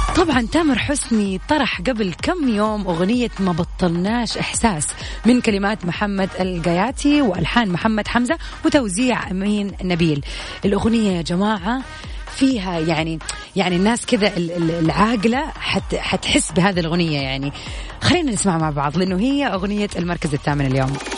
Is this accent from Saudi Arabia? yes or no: yes; Jeddah, Makkah Province, Saudi Arabia; عندنا في جدة